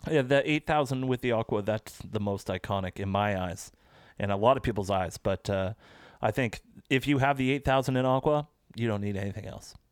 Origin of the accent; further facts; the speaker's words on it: Canada; We're Canadian